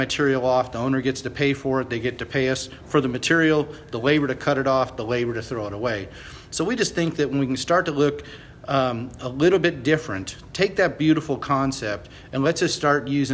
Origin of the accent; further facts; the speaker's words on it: Boerne, Texas, United States; I'm from Boerne, Texas